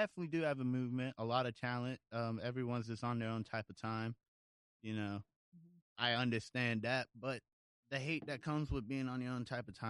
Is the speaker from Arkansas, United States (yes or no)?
no; Virginia Beach, Virginia, United States; also born or lived in Norfolk, Virginia; I'm from here. I was born in, well, I was born in Norfolk, but I've always lived in Virginia Beach.